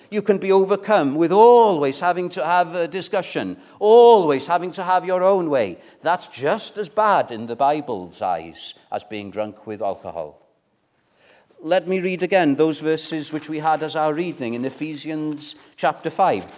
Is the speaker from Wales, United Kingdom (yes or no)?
yes; Wales, United Kingdom; as a Welshman